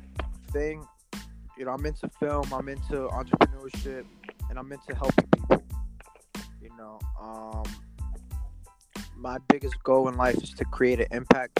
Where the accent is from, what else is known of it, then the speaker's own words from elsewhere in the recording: Newark, New Jersey, United States; I'm from Newark, New Jersey